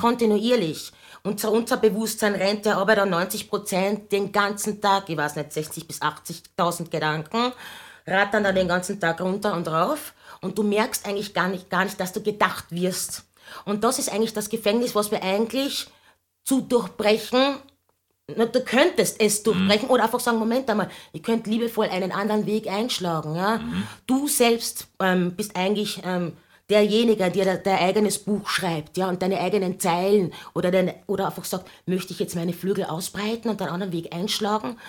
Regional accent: Carinthia, Austria; ich bin in Kärnten aufgewachsen

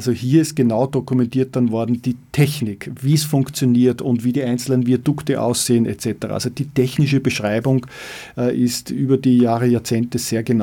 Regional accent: Leobersdorf, Lower Austria, Austria; Ich bin im Schatten aufgewachsen, ich habe dort gespielt unter der Hochquellenleitung, um das so zu sagen.

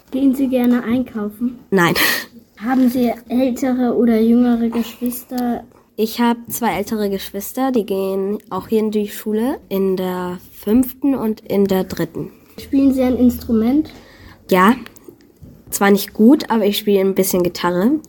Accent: Japan; also born or lived in Austria; Ich komme aus Japan und aus Österreich.

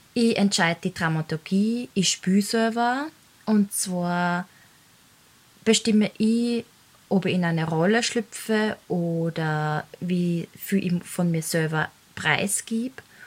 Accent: Laakirchen, Upper Austria, Austria; Ich bin in Oberösterreich geboren und eben dort in Lackirchen aufgewachsen

